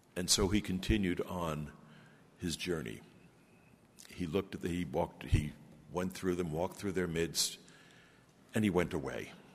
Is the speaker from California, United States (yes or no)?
no; Brooklyn, New York, United States; now in Grenada; I'm originally from Brooklyn, New York.